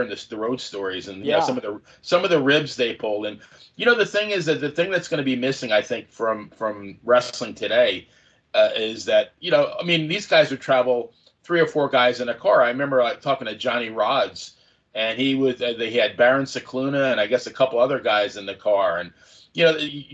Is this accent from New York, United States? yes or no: yes; New York, United States; born or raised there; now in Tampa, United States